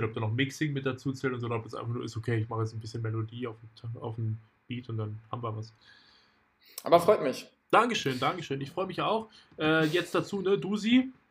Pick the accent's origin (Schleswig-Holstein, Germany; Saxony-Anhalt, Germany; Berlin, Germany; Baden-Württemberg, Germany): Berlin, Germany; komme aus Berlin, ich mache Beats, wer, wer nicht.